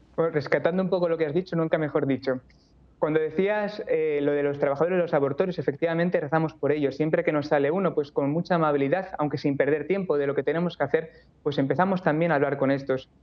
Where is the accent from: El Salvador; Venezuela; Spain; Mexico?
Spain; Barcelona, Catalonia; moved away as an adult; also born or lived in Toledo; yo soy de Barcelona, me mudé luego a Toledo para ingresar en el seminario de Toledo